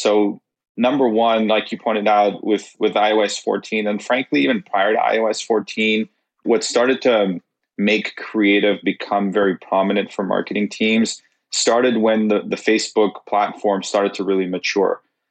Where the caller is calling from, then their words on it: Toronto, Ontario, Canada; I'm in Toronto, Canada.